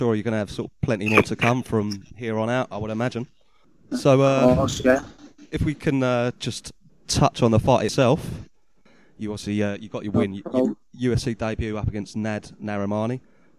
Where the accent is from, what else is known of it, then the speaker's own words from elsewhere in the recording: United Kingdom; As a Brit, wrestling, it's not what we're necessarily known for.